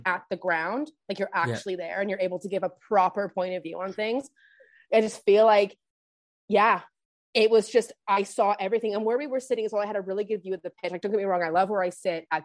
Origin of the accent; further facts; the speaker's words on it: Canada; I'm actually from Canada.